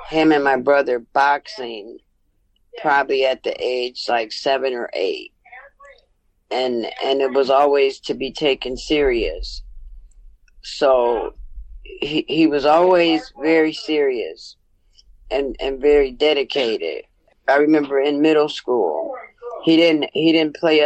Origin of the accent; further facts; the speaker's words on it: Wisconsin, United States; we grew up in Wisconsin